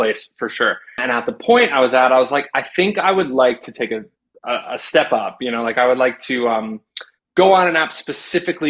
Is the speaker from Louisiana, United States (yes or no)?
no; Ringwood, New Jersey, United States; moved away; I'm from Ringwood, New Jersey. It's like 45 minutes west of the city.